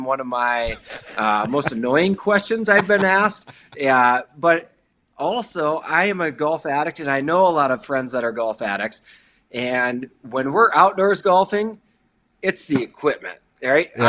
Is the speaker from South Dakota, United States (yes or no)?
yes; Sioux Falls, South Dakota, United States; now in Fargo, United States; I am from Sioux Falls, South Dakota.